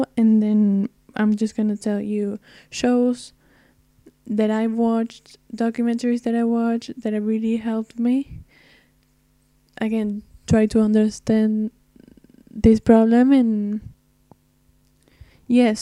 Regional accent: Argentina; I'm not from the States. I'm from Argentina

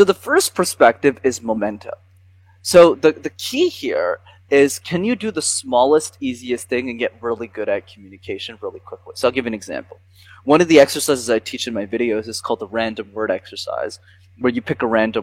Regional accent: Montreal, Quebec, Canada; I grew up in Montreal

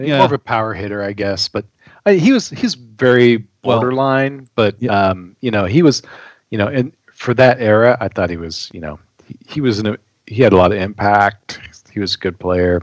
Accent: Peculiar, Missouri, United States; Peculiar, Missouri is my hometown.

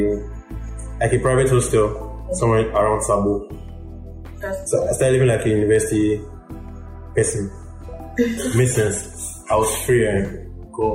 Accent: Lagos, Nigeria; also born or lived in Osun State / Akute, Ogun State; I grew up in Lagos. I grew up in Jakonde Estate, Isolo

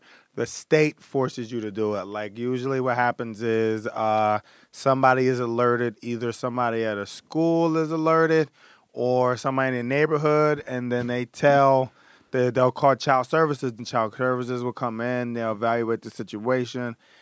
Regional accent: Philadelphia, Pennsylvania, United States; Grew up in Philadelphia

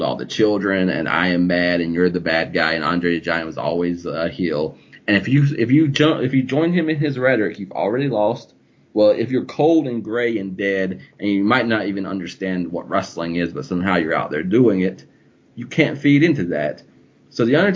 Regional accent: the South, United States; I came from the South

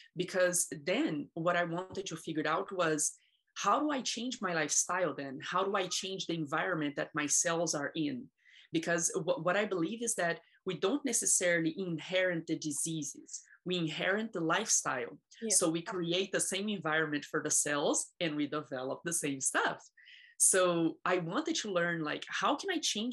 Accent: Brazil; now in United States; I was born in Brazil, and I come from a very abusive childhood

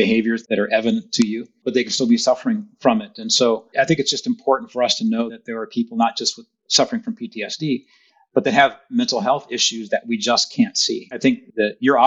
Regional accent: Rowland Heights, California, United States; also born or lived in Berkeley, California / Los Angeles, California; I grew up actually in Southern California. Before that, I actually lived in Los Angeles. Born in Berkeley, lived in Los Angeles for about 5 years and then moved to Roland Heights, California.

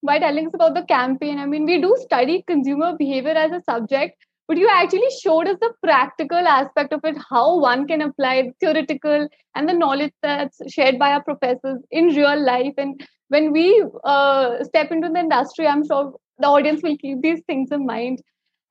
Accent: Delhi NCR, India; I'm also from Delhi NCR

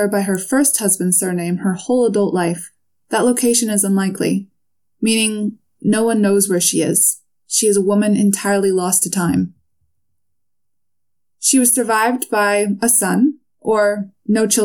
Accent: United States; I'm obviously American

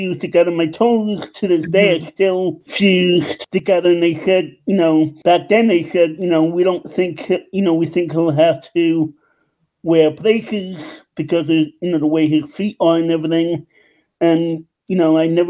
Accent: New York City, New York, United States; also born or lived in Long Island, New York; now in West Chester, United States; I'm originally from New York, Queens, New York. I moved out to Long Island in 2006, and I recently moved to Westchester, Pennsylvania in 2020

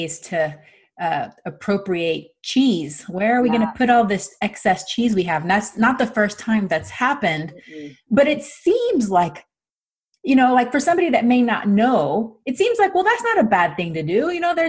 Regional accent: Panama; moved away; I'm from Panama

